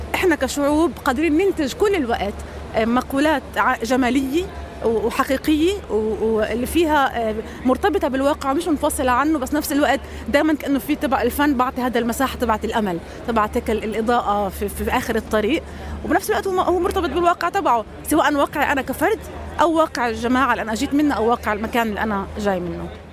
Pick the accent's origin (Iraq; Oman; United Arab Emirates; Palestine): Palestine; كوني فلسطينيه